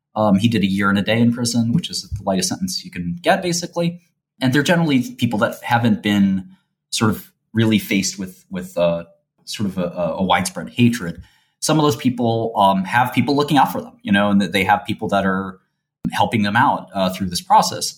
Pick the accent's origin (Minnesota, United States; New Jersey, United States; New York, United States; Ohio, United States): New York, United States; New York City; I come from the, the sort of uh, streets of Brooklyn and a very sort of modest neighborhood.